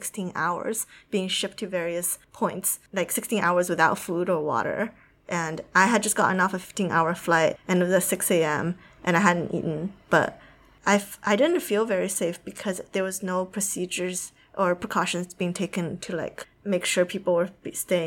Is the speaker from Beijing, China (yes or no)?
no; Shanghai, China; now in United States; I grew up in Shanghai